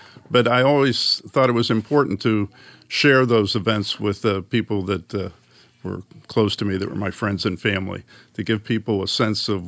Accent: Pittsburgh, Pennsylvania, United States; moved away as an adult; now in New Hampshire, United States; Born and raised in Pittsburgh, Pennsylvania, but I've lived here in New Hampshire now for the last 31 years

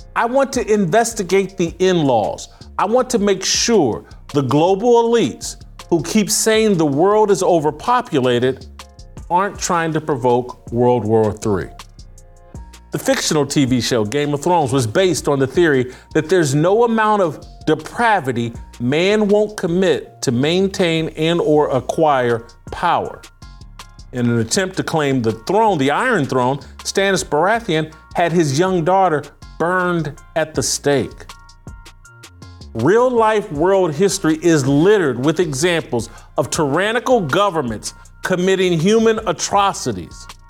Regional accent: United States; I'm an American citizen living here in America

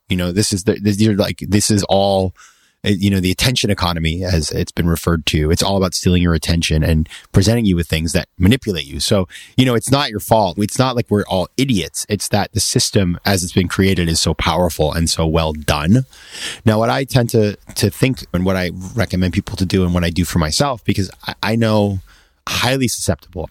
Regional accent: Maine, United States; my hometown in Maine

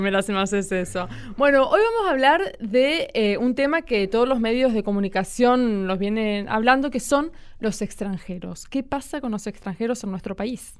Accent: Chaco, Argentina; yo soy chaqueña

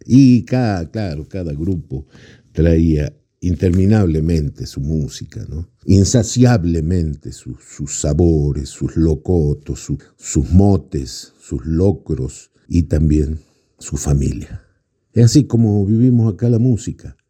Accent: Tilcara, Jujuy, Argentina; also born or lived in Maimará, Jujuy; del pueblo de Maimará, nacido en el pueblo de Maimará, pero a los 5 o 6 años nos vinimos con mis padres al pueblo de Tilcara

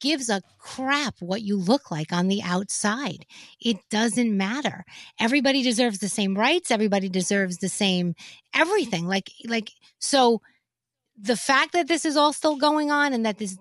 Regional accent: New York City, New York, United States; I was born and raised in the Bronx, New York

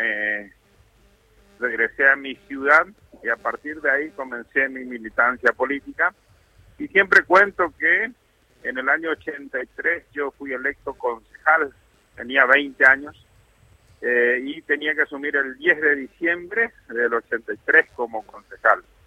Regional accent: General San Martín, Chaco, Argentina; la comunidad de General San Martín en la provincia del Chaco, de donde soy

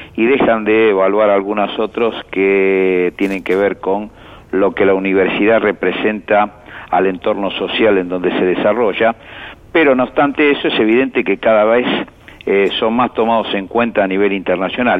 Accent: Argentina; nos cuesta como argentinos

